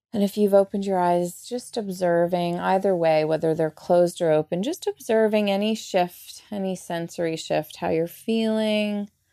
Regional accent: Canada; I'm Canadian. I'm so not Southern, and here I am sounding Southern

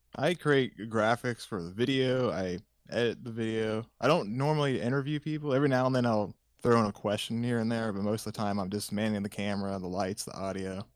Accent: Indiana, United States; also born or lived in Los Angeles, California; I was born in California, lived there for a couple years, and then my parents shifted everyone to, uh, Indiana back in nineteen ninety-eight.

